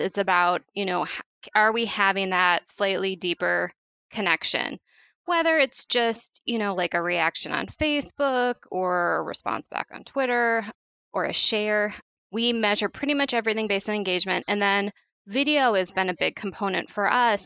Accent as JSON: {"language": "English", "town": "St. Paul", "region": "Minnesota", "country": "United States", "tie": "born or raised there", "also_born_or_lived": "Chicago, Illinois", "moved": "as an adult", "lives_now": "Wisconsin, United States", "said": "I grew up in St. Paul, Minnesota"}